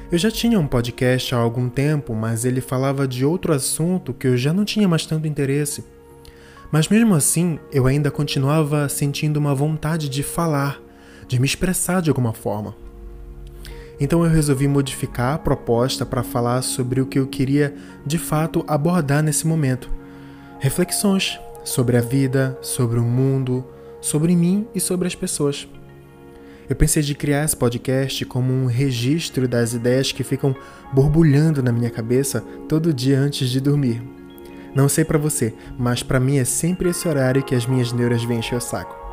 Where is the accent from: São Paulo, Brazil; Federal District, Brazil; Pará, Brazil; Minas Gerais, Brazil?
Pará, Brazil; Belém; eu sou aqui de Belém do Pará.